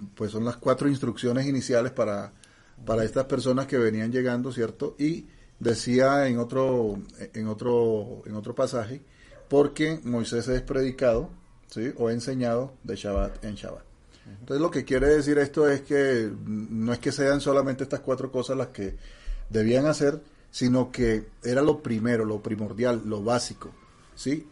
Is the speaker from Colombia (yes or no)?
yes; Barranquilla, Atlántico, Colombia; accent: costeño; moved away; yo soy de origen barranquillero costeño